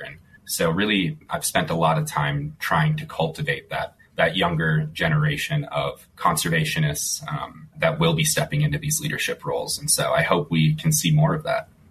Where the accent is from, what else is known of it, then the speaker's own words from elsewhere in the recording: Mound, Minnesota, United States; moved away as an adult; now in Colorado, United States; I grew up in uh, Mound, uh, the Lake Minnetonka area